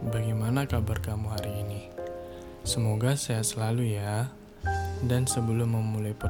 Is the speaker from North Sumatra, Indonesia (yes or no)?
yes; Medan, North Sumatra, Indonesia; Hobiku adalah membuat musik. Aku berasal dari Medan dan aku adalah calon mahasiswa baru di Institut Teknologi Sumatera